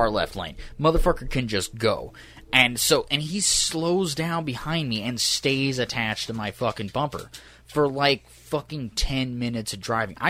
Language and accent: English; Southern California, United States; now in Oklahoma, United States; I was driving from Oklahoma to fucking Southern California. I was visiting my family. I was going back home.